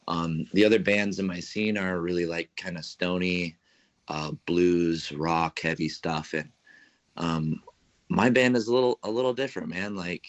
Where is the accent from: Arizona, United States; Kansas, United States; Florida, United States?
Arizona, United States; now in San Francisco, United States; I'm a rock artist from San Francisco.